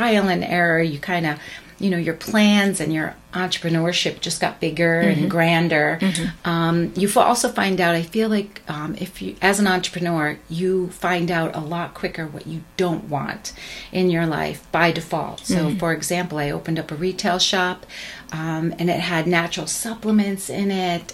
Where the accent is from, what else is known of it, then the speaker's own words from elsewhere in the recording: Long Island, New York, United States; grew up on Long Island